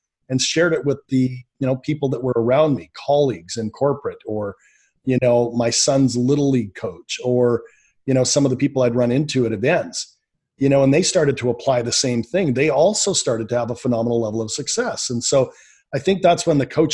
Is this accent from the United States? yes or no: no; Canada; born and raised in Canada